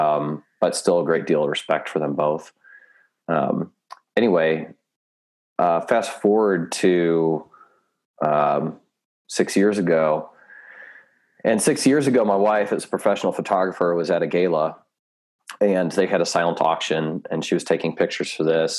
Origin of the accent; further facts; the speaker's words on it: Chicago, Illinois, United States; moved away; back where I grew up in the Chicagoland area